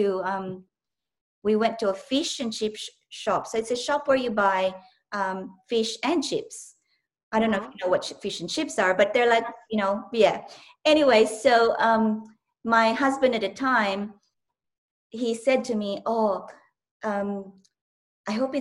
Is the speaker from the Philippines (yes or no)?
yes; southern Philippines, Philippines; English is a second language; moved away as an adult; also born or lived in Manila, Philippines; now in Australia; I was born and raised in a different country, in the Philippines, in the southern Philippines